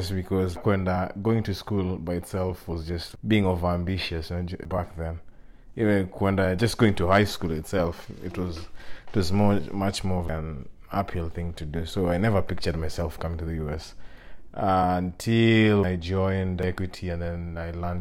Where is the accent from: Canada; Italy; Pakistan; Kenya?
Kenya; Nairobi; moved away as an adult; also born or lived in East Lansing, Michigan, United States; now in New York, United States; I grew up in Majengo, Gikomba, just a few, in Kenya.